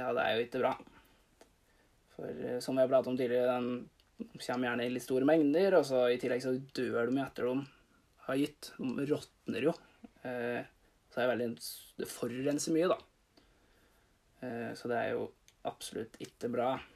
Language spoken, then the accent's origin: Norwegian; Bøverud, Toten, Innlandet, Norway; Jeg er fra Bøverud.